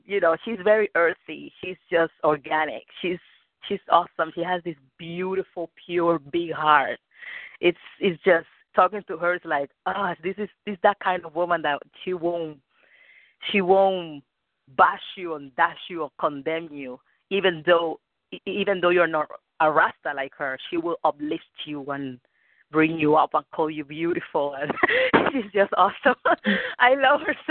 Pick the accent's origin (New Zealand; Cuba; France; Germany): Cuba; English is a second language; now in Rhode Island, United States; I'm Cuban. I'm from Cuba